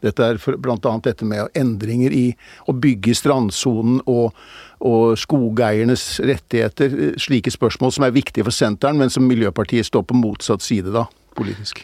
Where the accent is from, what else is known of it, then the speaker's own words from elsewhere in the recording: Bærum, Akershus, Norway; also born or lived in Groruddalen, Oslo; Fortsatte jeg min barndom og ungdom i, i, i, i, Bærum.